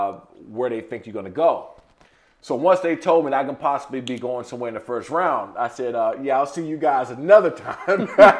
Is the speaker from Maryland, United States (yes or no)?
yes; Prince George's County, Maryland, United States; I grew up in Prince George's County, Maryland. We grew up in bad, bad times there.